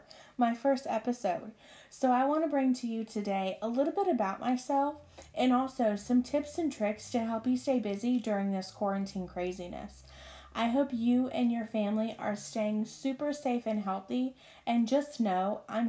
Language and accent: English; Marion, North Carolina, United States; moved away as an adult; now in Pennsylvania, United States; I'm from a small town in North Carolina called Marion. I moved to Pennsylvania about 5 years ago. And you guys, I never thought I would have left my hometown